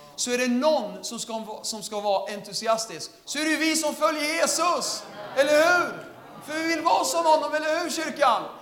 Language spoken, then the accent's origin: Swedish; Södertälje, Stockholm County, Sweden; Jag är från Södertälje.